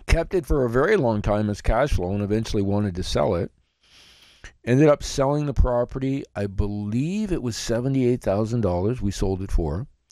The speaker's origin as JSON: {"language": "English", "town": "Blenheim", "region": "Ontario", "country": "Canada", "tie": "born or raised there", "said": "my hometown of Blenheim, Ontario"}